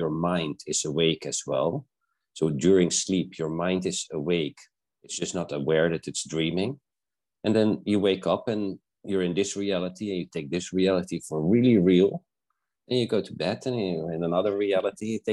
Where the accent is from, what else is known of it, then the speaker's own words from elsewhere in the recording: South Africa; I was born in South Africa, so I trained with the indigenous healers